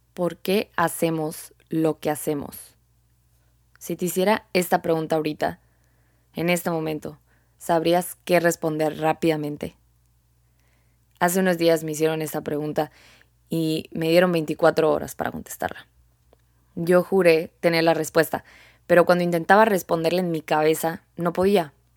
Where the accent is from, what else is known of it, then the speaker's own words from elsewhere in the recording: Sonora, Mexico; Soy mexicana y acá en el norte